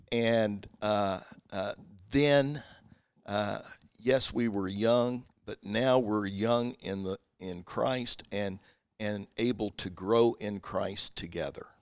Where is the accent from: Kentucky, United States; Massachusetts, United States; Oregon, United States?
Kentucky, United States; I'm from Kentucky